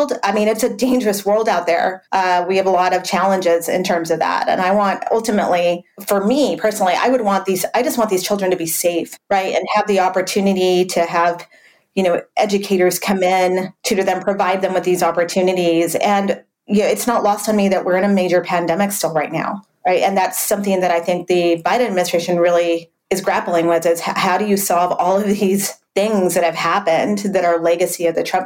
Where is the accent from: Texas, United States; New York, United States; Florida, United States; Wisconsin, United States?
Texas, United States; El Paso; I'm from the border. I grew up in El Paso.